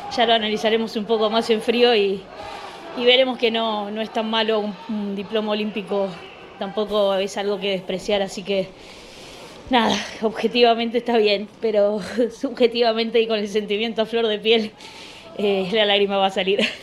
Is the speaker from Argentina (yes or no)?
yes; Argentina; como argentina